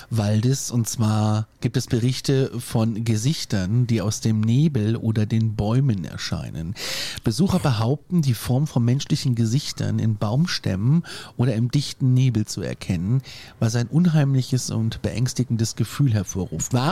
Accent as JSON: {"language": "German", "area": "Reinhardswald, district of Kassel", "region": "Hesse", "country": "Germany", "tie": "born or raised there"}